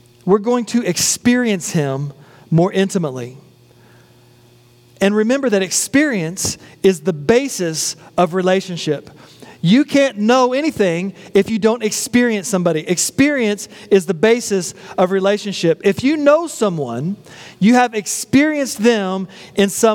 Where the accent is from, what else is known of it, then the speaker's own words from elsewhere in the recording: West Texas, United States; a boy growing up in West Texas